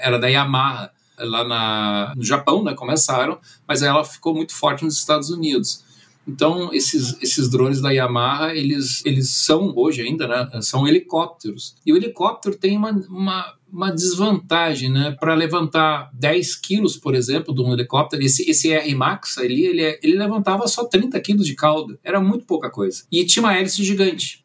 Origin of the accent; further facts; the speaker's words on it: Brazil; also born or lived in Germany; eu nasci na Alemanha, vim com nove anos, né? meu, meu pai era engenheiro, ele veio para o Brasil